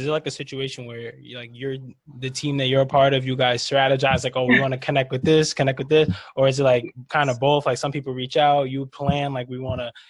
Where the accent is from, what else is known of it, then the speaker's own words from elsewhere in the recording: New York, United States; obviously I'm from New York